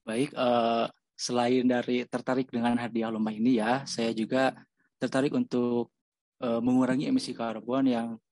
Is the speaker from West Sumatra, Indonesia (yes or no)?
no; Sumedang, West Java, Indonesia; asal saya dari Kabupaten Sumedang